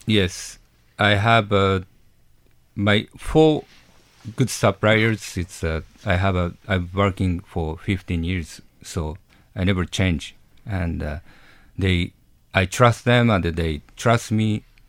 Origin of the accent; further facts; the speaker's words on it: Japan; English is a second language; moved away; I'm Japanese, hundred percent Japanese, like, from you know, I grew up, growing up in Japan when I was young